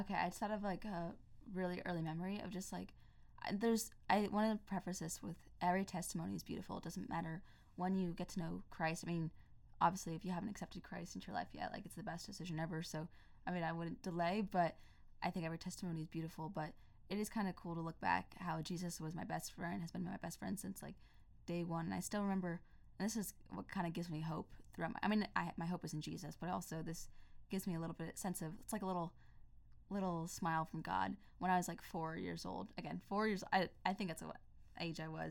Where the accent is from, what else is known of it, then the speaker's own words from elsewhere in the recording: Pennsylvania, United States; now in California, United States; I grew up in Pennsylvania, now I'm in California